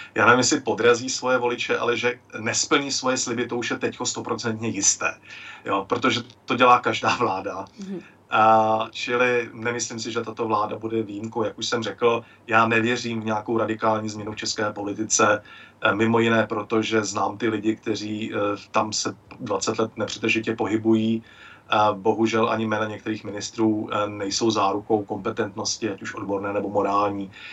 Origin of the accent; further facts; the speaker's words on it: Klatovy, Plzeň Region, Czechia; now in Mikulov, Czech Republic; v mém rodišti v Klatovech